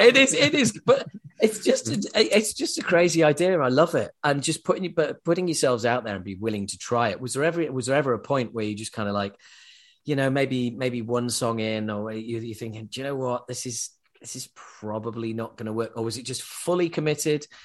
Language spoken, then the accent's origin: English; Yorkshire and the Humber, United Kingdom; accent: Yorkshire; I was brought up in Yorkshire, in England